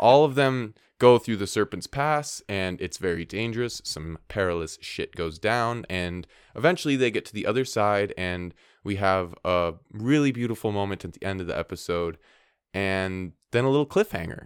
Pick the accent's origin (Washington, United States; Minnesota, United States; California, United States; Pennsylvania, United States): Minnesota, United States; I'm from Minnesota